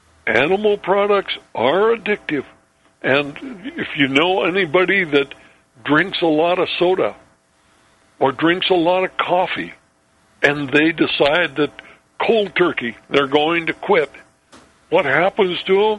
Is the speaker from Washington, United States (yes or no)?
yes; Ellensburg, Washington, United States; my hometown, Ellensburg, Washington